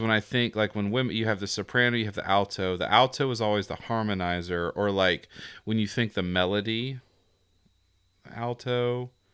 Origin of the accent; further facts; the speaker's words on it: the South, Southern United States, United States; accent: Southern; my Southern accent comes out